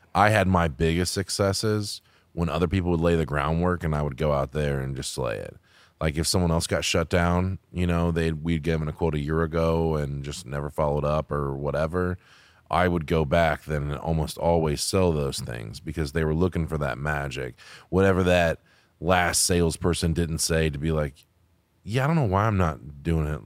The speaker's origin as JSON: {"language": "English", "country": "United States", "said": "I'm American"}